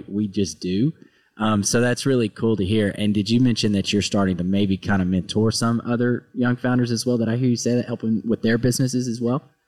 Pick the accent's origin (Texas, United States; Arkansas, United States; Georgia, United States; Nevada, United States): Arkansas, United States; moved away; I'm from a really small town in Arkansas